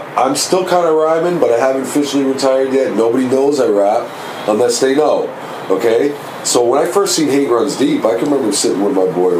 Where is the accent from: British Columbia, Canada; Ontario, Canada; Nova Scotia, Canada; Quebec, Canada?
Ontario, Canada; Toronto; I'm from Scarborough.